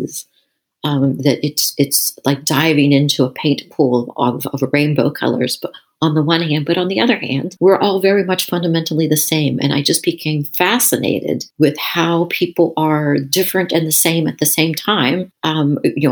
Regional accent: Clearfield, Pennsylvania, United States; born or raised there; moved away as an adult; also born or lived in Taiwan

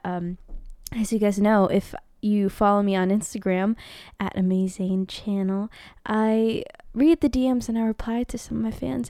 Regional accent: Philippines; I'm Filipina. Filipino

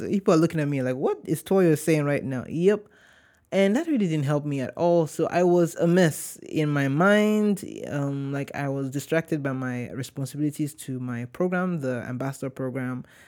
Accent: Warri, Delta, Nigeria; now in United States; I'm not from Lagos. I'm from Warri.

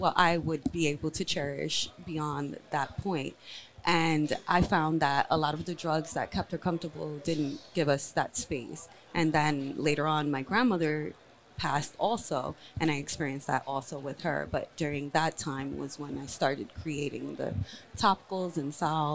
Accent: New York, United States; I'm from New York. I lived in Harlem. Well, I live in Harlem now. I previously lived upstate New York

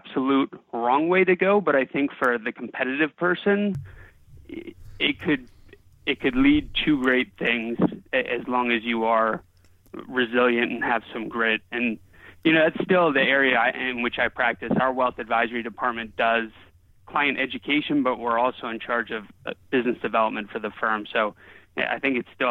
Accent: Bethesda, Maryland, United States; now in Alexandria, United States; I grew up in Bethesda, Maryland

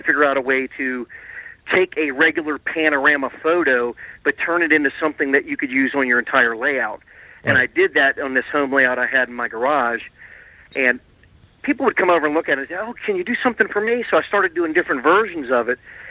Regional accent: Garrett Park, Maryland, United States; We grew up near the Baltimore and Ohio main line in near Garrett Park, Maryland

